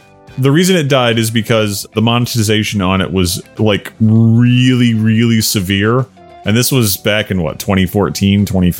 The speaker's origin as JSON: {"language": "English", "region": "the South", "country": "United States", "said": "Listen, I'm from the South."}